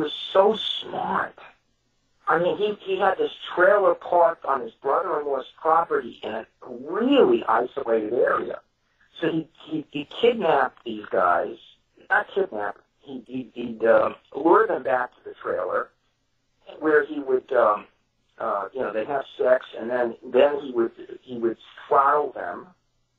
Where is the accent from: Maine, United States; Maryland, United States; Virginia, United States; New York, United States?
New York, United States; New York City; I'm from Brooklyn. We didn't have trailers